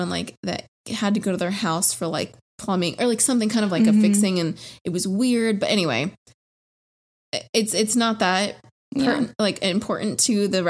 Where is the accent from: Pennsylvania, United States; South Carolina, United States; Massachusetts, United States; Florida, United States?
Florida, United States; South; I grew up in South Florida and there's this town called Wellington